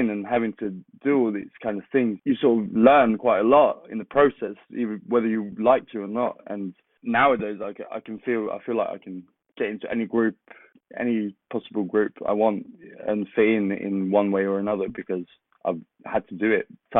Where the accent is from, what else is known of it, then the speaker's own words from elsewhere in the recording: Kristinehamn, Värmland, Sweden; English is a second language; especially growing up in Sweden, in the middle of Sweden, called Kristinehamn